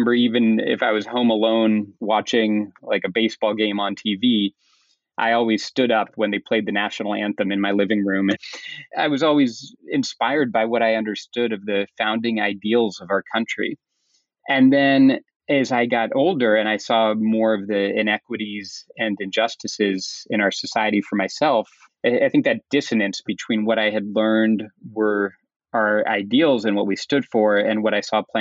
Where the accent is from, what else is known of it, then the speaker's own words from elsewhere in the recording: Kensington, Maryland, United States; I grew up in the Maryland suburbs just outside of D.C., so a small, predominantly middle-class town called Kensington